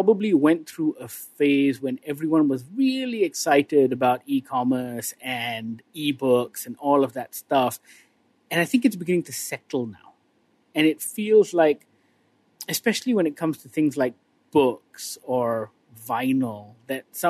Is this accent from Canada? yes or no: no; Malaysia; as a Malaysian